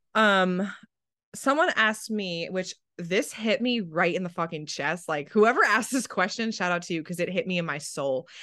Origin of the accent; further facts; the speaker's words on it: New Jersey, United States; I'm from New Jersey and it's a personality trait